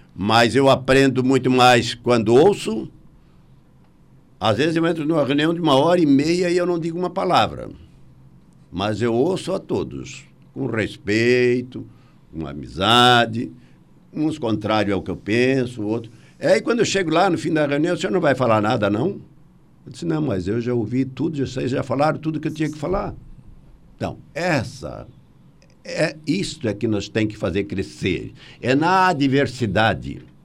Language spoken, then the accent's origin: Portuguese; Brazil; Nós somos brasileiros, com muito orgulho e com muita paixão